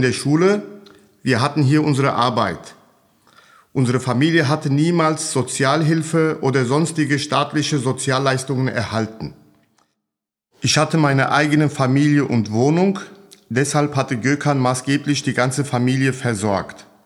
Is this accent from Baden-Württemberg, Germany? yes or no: no; Hanau, Hesse, Germany; ich bin 1974 in Hanau geboren